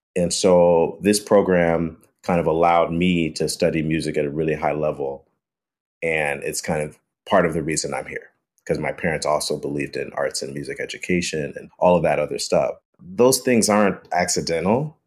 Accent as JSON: {"language": "English", "town": "Chicago", "region": "Illinois", "country": "United States", "tie": "born or raised there", "said": "growing up in Chicago"}